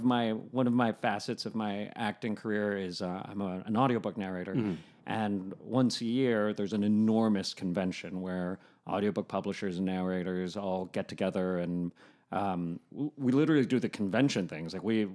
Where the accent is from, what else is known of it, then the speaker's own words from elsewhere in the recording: New York, United States; now in Los Angeles, United States; I'm going back to New York next month because I'm a New Yorker.